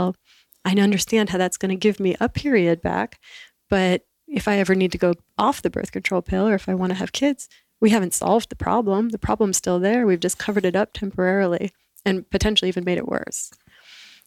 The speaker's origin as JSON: {"language": "English", "region": "the New York area", "country": "United States", "tie": "born or raised there", "said": "I grew up in the New York area"}